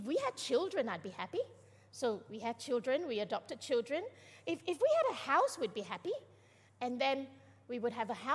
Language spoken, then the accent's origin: English; Malaysia; I'm Malaysian.